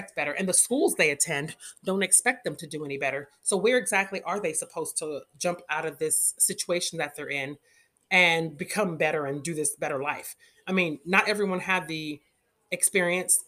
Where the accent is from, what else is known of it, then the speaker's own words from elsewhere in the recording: United States; I come from a family of immigrants as well, from the Caribbean. I was born in America